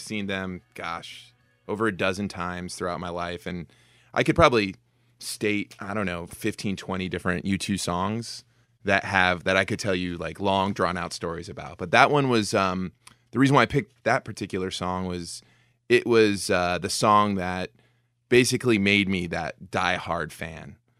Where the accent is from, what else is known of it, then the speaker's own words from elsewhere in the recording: Fort Myers, Florida, United States; I grew up in Fort Myers